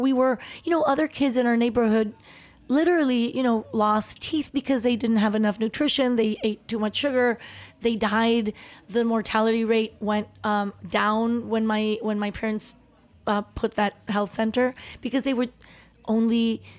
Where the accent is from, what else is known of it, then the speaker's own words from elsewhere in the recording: Chihuahua, Mexico; born there; So I was born in Chihuahua, where my parents had built a house in the outskirts, in the really slummy part of Chihuahua, in the worst neighborhood